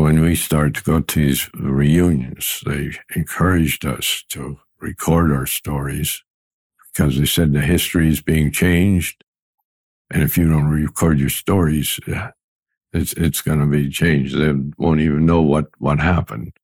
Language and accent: English; Pennsylvania, United States; Bath, Pennsylvania, which is 25 miles away from my hometown